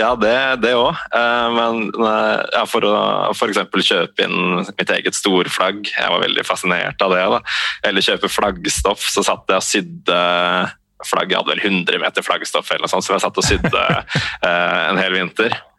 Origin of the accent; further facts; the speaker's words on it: Eastern Norway, Norway; Jeg vokste opp her på Østlandet med en mor fra Bergen